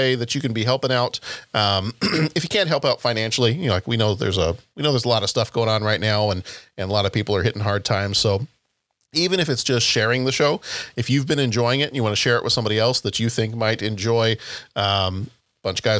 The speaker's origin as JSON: {"language": "English", "region": "the South", "country": "United States", "said": "I'm from the South"}